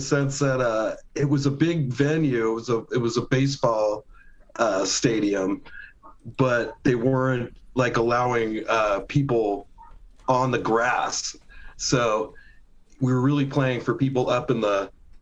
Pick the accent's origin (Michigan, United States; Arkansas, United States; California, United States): California, United States; Carlsbad; born or raised there; also born or lived in Oceanside, California